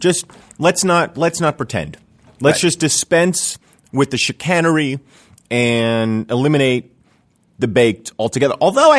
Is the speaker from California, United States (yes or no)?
no; New Jersey, United States; I grew up in New Jersey